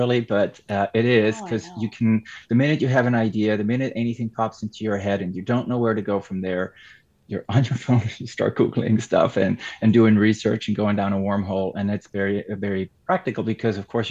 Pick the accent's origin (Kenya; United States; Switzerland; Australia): Switzerland; first language Swiss German; English is a second language; German is my mother tongue, or Swiss German